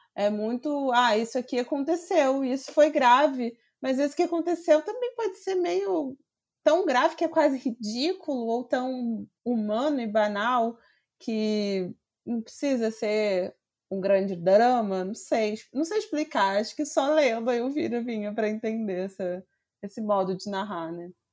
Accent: Rio de Janeiro, Brazil; eu sou do Rio de Janeiro

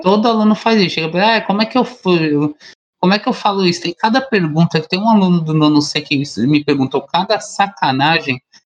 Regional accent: Brazil; nós enquanto brasileiros

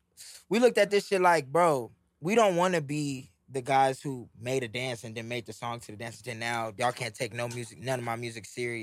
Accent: Houston, Texas, United States

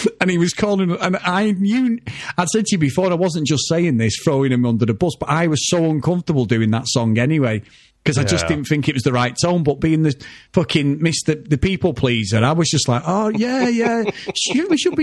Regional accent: Manchester, North West England, United Kingdom; where we live, I grew up in Old Trafford

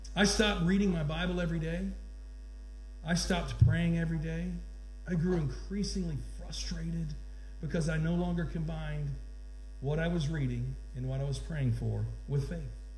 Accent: Georgia, United States; I'm from Georgia

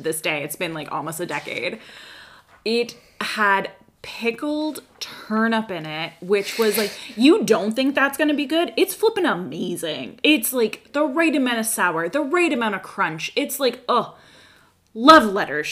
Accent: Canada; we're good Canadian citizens

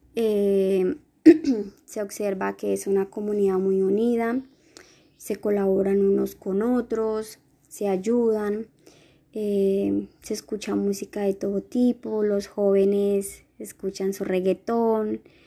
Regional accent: Paz de Ariporo, Casanare, Colombia; soy del municipio de Paz de Casanare

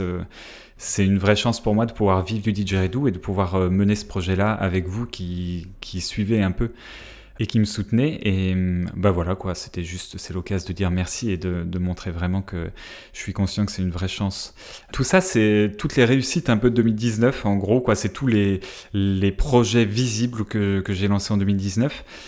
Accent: France; accent: French; je vais parler anglais avec mon petit accent Frenchy

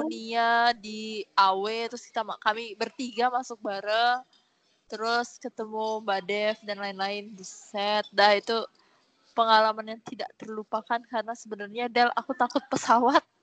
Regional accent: Malang, East Java, Indonesia; now in Jakarta, Indonesia; aku kan dari Malang terus aku pertama um, jarang ke Jakarta terus nggak tahu gimana Jakarta

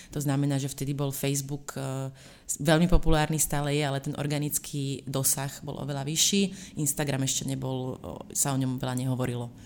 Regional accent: Slovakia; moved away; ja pochádzam zo Slovenska

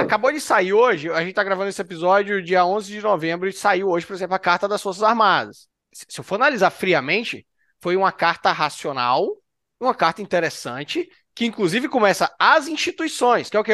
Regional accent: Brazil; como brasileiro, nascido no território brasileiro

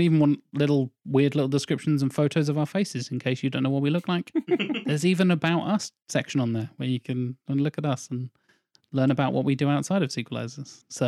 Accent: United Kingdom; We're very British.

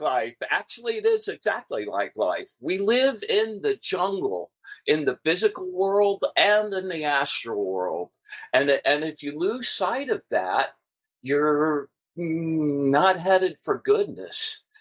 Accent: Atlanta, Georgia, United States; I grew up in Atlanta and my first gig was at Atlanta Magazine

